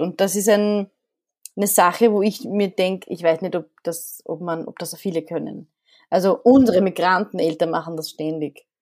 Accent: Vienna, Austria; also born or lived in Alexandria, Egypt; ich bin noch, ich glaube, kulturell sehr ägyptisch geprägt, in Wien mhm. aufgewachsen.

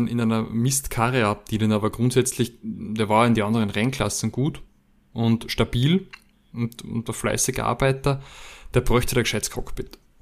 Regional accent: Austria; bei uns in Österreich

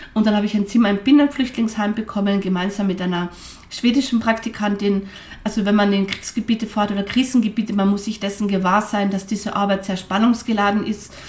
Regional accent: Carinthia, Austria; moved away; also born or lived in Vienna / Nizhny Novgorod; Italienisch habe ich als Kärntnerin schon gekonnt

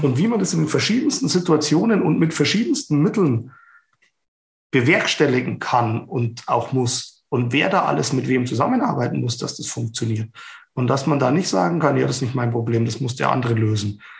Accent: Ingolstadt, Bavaria, Germany; ich komme aus Ingolstadt

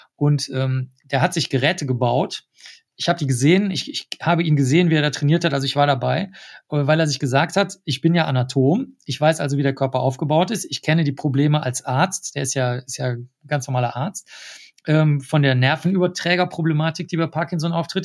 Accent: Germany; accent: strong German accent; also born or lived in New York; Und ich habe einen ganz, ganz starken deutschen Akzent, den erkennt jeder

